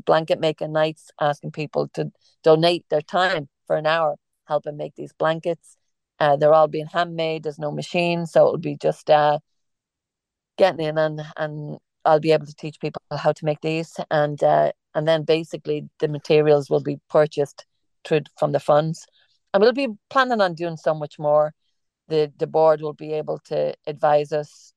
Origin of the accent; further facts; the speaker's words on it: Ireland; accent: Irish; moved away; I'm Irish, and we have an Irish cafe